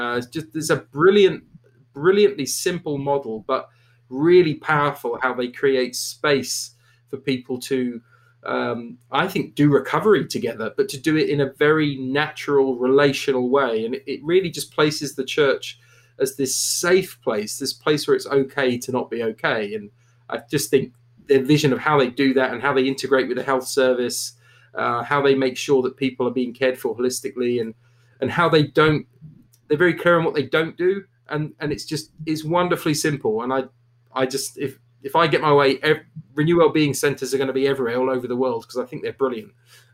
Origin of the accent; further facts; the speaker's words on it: Canada; I'm a Brit, but I'm from Canada, which is a bit confusing for people.